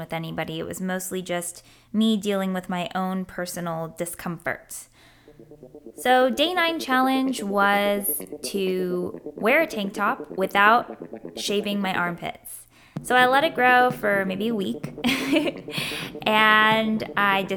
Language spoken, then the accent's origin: English; Germany; now in United States; growing up in Germany